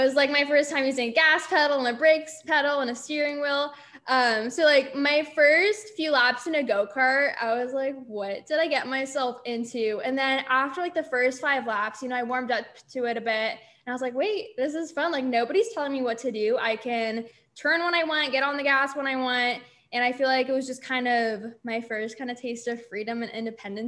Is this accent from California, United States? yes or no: yes; California, United States; moved away; California, I was born and raised there